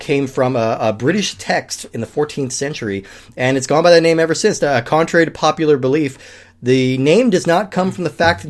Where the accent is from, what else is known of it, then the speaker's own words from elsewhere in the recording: United States; I mean, I'm an American